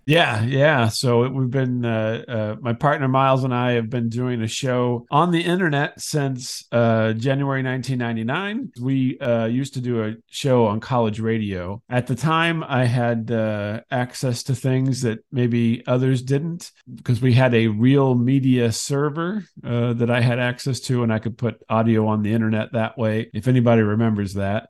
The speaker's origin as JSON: {"language": "English", "town": "Decatur", "region": "Illinois", "country": "United States", "tie": "born or raised there", "said": "I grew up in Decatur"}